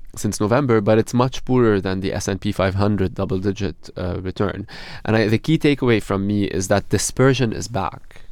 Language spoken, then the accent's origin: English; Beirut, Beirut Governorate, Lebanon; moved away as an adult; now in London, United Kingdom; I'm originally from Beirut in Lebanon. Okay. Um, it's where I grew up